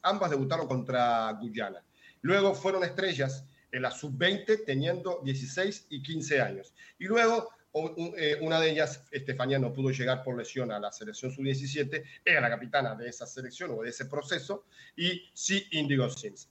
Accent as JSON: {"language": "Spanish", "country": "Uruguay", "moved": "yes", "lives_now": "Puerto Rico", "said": "en Uruguay, eh, de donde soy yo"}